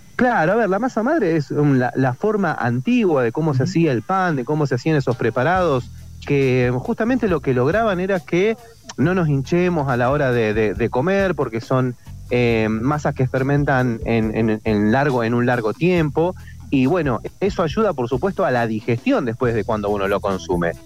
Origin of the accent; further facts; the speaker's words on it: Rosario, Santa Fe, Argentina; now in Entre Ríos, Argentina; yo soy de Rosario, pero vivo en Entre Ríos